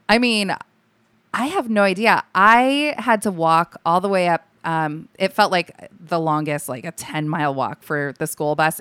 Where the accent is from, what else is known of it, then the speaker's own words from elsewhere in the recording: Alaska, United States; I was born and raised there